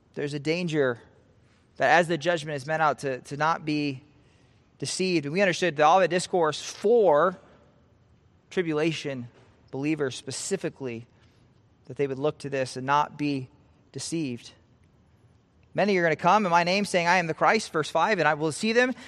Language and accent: English; Nebraska, United States; I'm from Nebraska, I love Nebraska